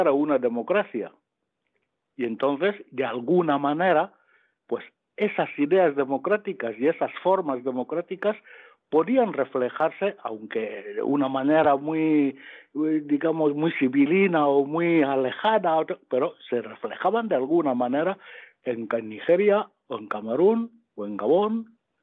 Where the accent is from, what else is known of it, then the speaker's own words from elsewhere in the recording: Equatorial Guinea; now in Spain; cuando yo nací, eh, estábamos en Guinea Ecuatorial